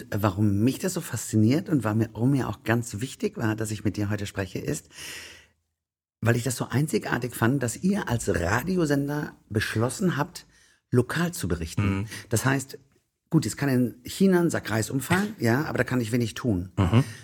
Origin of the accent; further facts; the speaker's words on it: North Rhine-Westphalia, Germany; Ich bin eine Kohlenheimer.